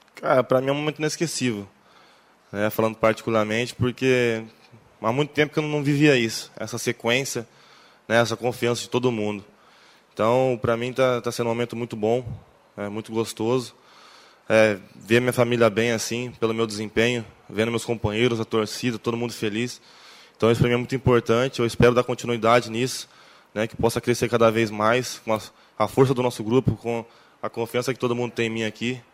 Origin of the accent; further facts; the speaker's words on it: Paraná, Brazil; moved away; eu sou paranaense